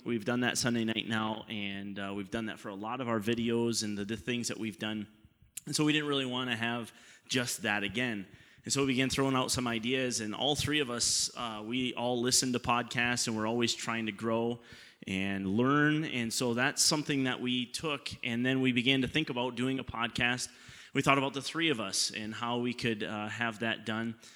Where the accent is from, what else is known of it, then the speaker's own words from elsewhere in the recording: Canada; we're Canadian